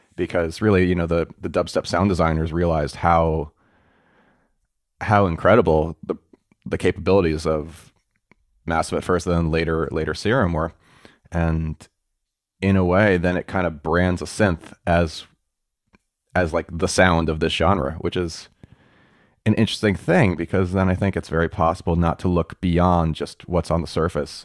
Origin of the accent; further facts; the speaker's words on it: New York, United States; I grew up in New York